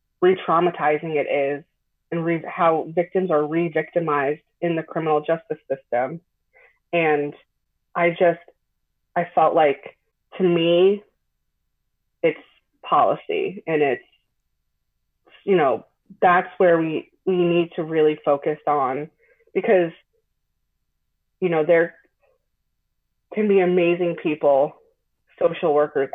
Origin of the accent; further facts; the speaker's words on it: Long Island, New York, United States; moved away as an adult; also born or lived in Hudson Valley, New York; now in Albany, United States; I'm from Long Island originally